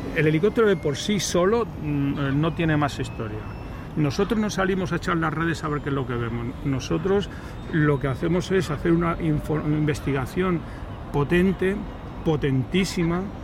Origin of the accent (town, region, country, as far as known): Madrid, Community of Madrid, Spain; now in Málaga, Spain